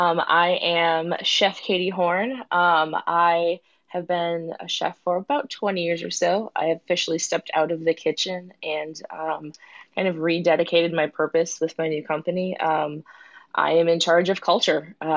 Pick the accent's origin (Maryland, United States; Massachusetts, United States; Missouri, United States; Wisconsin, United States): Wisconsin, United States; moved away as an adult; also born or lived in New York; now in Plano, United States; I grew up in Wisconsin and moved to New York. I went to CIA, graduated 05 and 06. Moved to Texas about 10 years ago. I live in Plano